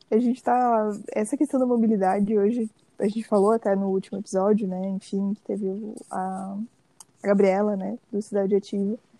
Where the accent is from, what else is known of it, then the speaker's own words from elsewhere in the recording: Brazil; eu sou brasileira